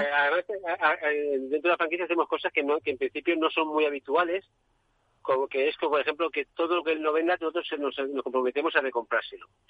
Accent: Catalonia, Spain; somos de Cataluña

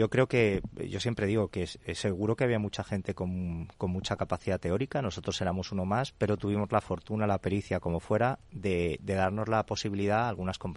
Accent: Córdoba, Andalusia, Spain; Soy de Córdoba, España profunda.

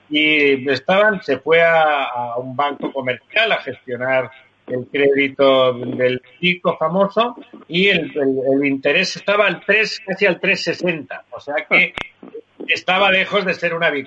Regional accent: Barcelona, Catalonia, Spain; moved away; desde mi ciudad natal, desde Barcelona.

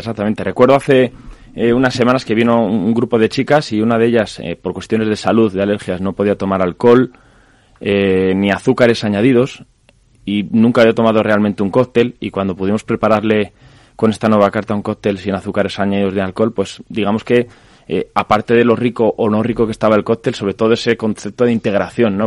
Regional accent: Zamora, Castile and León, Spain; somos muy cerquita de León, en Zamora, en nuestra zona

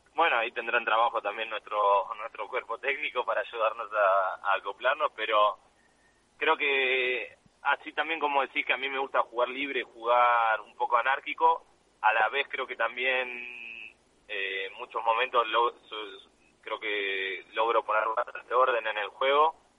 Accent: Argentina; a nosotros como argentinos

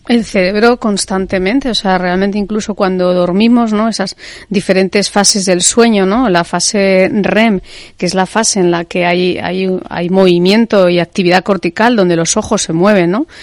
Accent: Spain; en España tenemos una cultura más de pesebre

